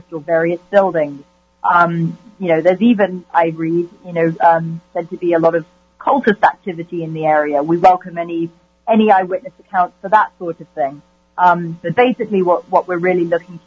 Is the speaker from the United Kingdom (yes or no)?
yes; United Kingdom; I'm British